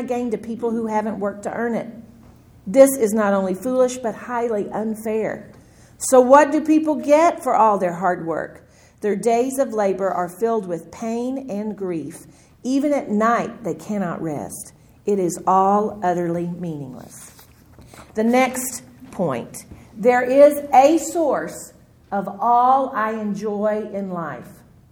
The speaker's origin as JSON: {"language": "English", "region": "Texas", "country": "United States", "said": "I'm from Texas"}